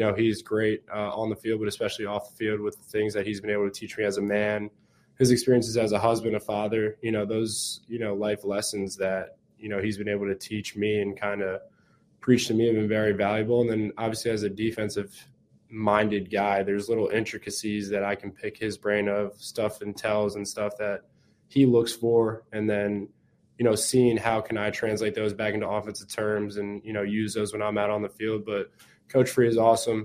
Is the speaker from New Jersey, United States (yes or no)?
yes; New Jersey, United States; moved away as an adult; growing up in Jersey